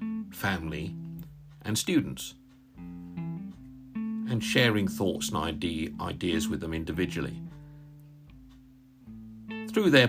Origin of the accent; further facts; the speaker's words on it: Northamptonshire, East Midlands, United Kingdom; now in Derbyshire, United Kingdom; We're from Northamptonshire, actually. I was born in Northamptonshire